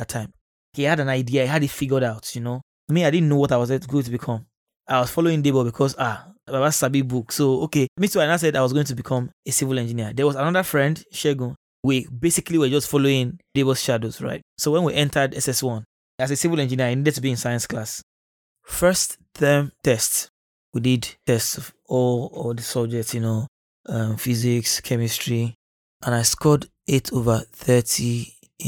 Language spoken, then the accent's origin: English; Lagos, Nigeria; also born or lived in Ifako-Agege, Lagos; I was born in Ikotun. The delivery happened in Ikotun, but then I was raised in, I grew up first in Ifako, Agege. And then we moved to Ikotun again